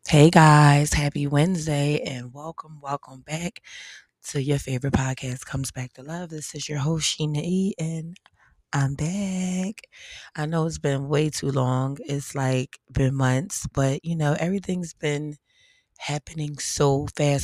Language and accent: English; Philadelphia, Pennsylvania, United States; I'm from P A, I'm from Philly